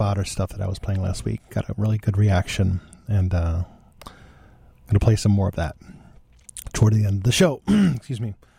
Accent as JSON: {"language": "English", "town": "West Seneca", "region": "New York", "country": "United States", "said": "I was from West Seneca"}